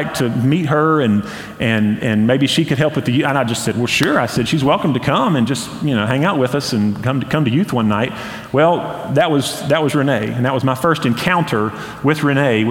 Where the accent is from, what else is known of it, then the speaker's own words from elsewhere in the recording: Hendersonville, North Carolina, United States; now in Boiling Springs, United States; growing up in Hendersonville